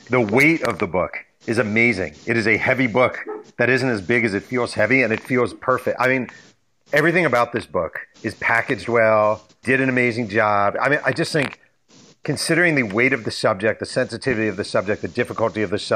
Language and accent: English; New York City, New York, United States; as a New Yorker who was there at the time